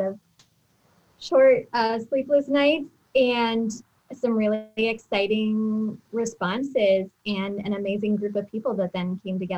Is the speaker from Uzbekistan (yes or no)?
yes; Uzbekistan; moved away as an adult; also born or lived in Lebanon; I grew up in Uzbekistan, lived there for 10 years from age 8 to 18. So that's kind of my context from my formative years. And then I lived in Lebanon for 7.5 years.